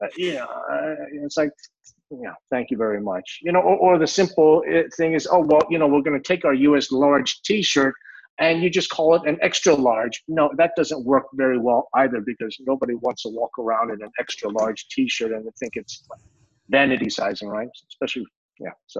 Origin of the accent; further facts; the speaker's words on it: United States; also born or lived in Tokyo, Japan; I grew up here in the United States, so I'm an Asian American